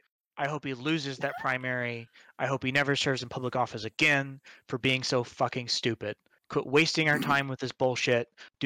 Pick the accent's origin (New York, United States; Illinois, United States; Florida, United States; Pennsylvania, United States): Illinois, United States; Alton; I'm from Alton.